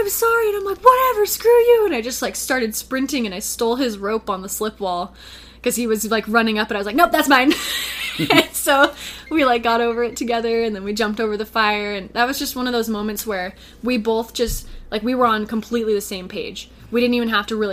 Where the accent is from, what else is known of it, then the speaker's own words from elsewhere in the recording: Sonoma, California, United States; I grew up in Sonoma, California